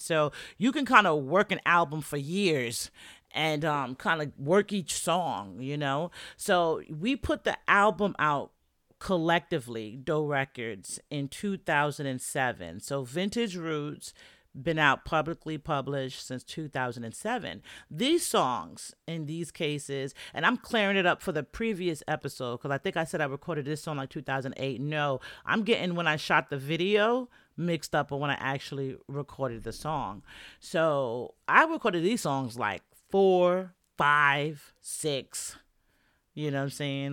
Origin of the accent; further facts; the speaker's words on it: New York, United States; moved away; that's where I'm from. That's my hometown